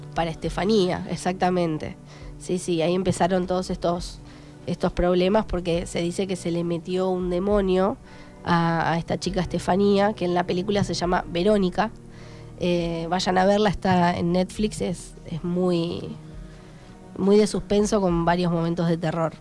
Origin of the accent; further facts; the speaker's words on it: Darregueira, Buenos Aires Province, Argentina; moved away as an adult; yo me fui de Darreguera hace 10 años, me fui a estudiar